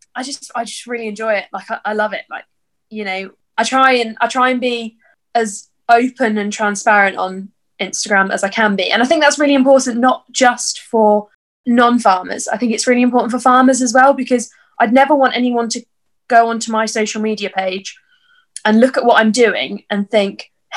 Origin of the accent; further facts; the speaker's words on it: Birmingham, West Midlands, United Kingdom; I'm from Birmingham.